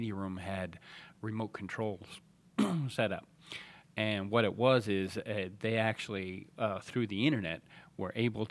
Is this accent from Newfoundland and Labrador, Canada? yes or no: no; Nova Scotia, Canada; moved away; also born or lived in California; I was raised in Nova Scotia